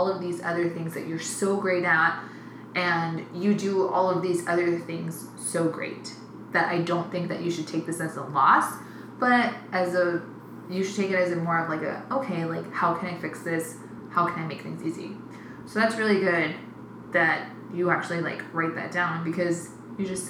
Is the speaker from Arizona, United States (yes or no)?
yes; Phoenix, Arizona, United States; I'm proudly from South Phoenix